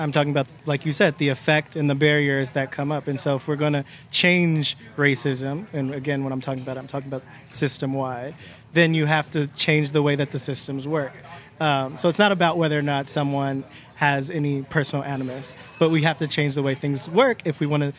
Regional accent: Cleveland, Ohio, United States; born or raised there

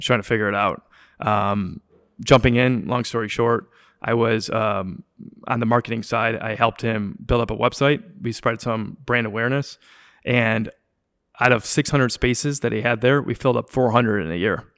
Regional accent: Wilmette, Illinois, United States; also born or lived in Chicago; I grew up in Wilmette

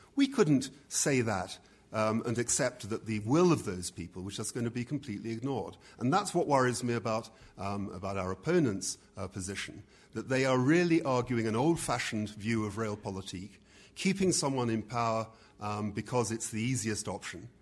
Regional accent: United Kingdom; I'm a Brit

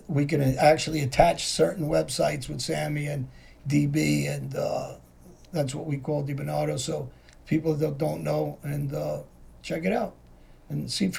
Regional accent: Philadelphia, Pennsylvania, United States; the guys I grew up with in Philly, guys that know me

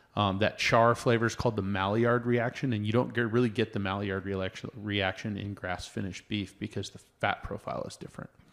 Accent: Oregon, United States; now in Colorado, United States; I grew up in Oregon

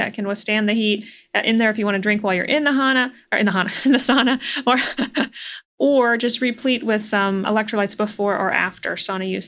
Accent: Iowa, United States; I'm also from the Midwest, Iowa

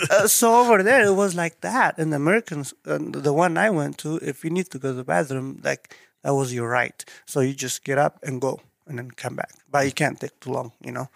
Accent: Eritrea; English is a second language; moved away as an adult; also born or lived in Dubai, United Arab Emirates; now in Idaho Falls, United States; originally, I'm from East Africa, called East. Eritrea.

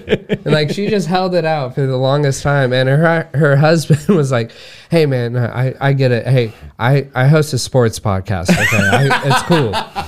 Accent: Oklahoma, United States; I am from Oklahoma

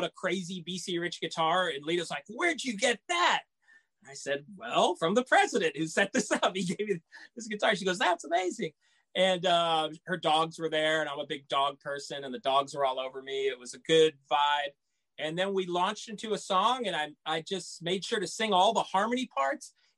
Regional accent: South Texas, United States; I grew up in South Texas.

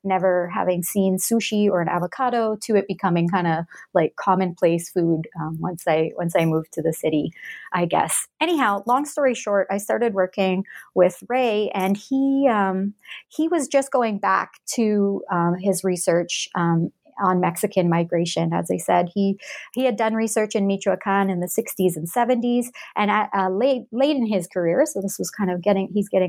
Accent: Alberta, Canada; also born or lived in Edmonton, Canada; So I'm Canadian. I grew up, I was born and grew up in Western Canada, in Alberta. I grew up in a small town in that province and later on moved to the city of Edmonton. That's the capital of Alberta.

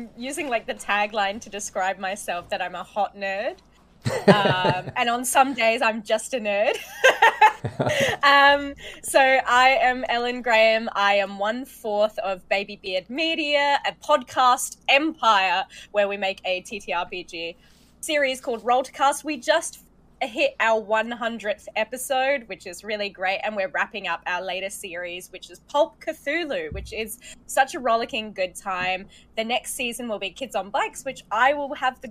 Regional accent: Australia; I work in theatre and I come from Australia.

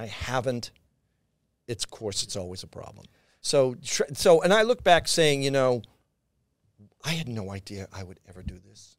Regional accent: Boston, Massachusetts, United States; moved away; also born or lived in New York; south end of Boston

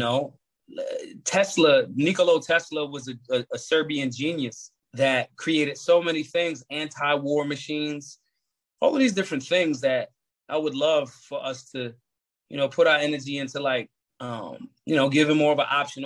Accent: Philadelphia, Pennsylvania, United States; I grew up in North Philadelphia.

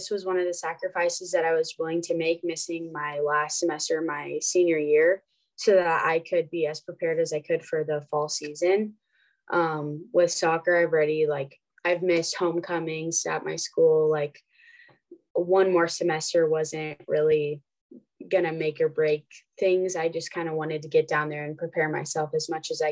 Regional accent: Nebraska, United States; growing up in Nebraska, I just grew up watching them play and always wanting to be a Husker

